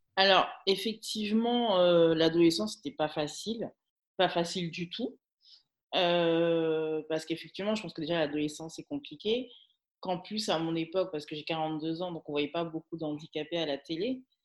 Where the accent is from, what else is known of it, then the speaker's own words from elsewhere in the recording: Guadeloupe; now in Paris region, France; je suis guadeloupéenne